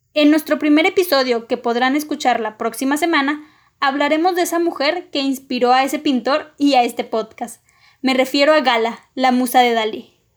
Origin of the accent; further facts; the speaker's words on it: northern Mexico, Mexico; also born or lived in Coahuila; soy del meritito norte de México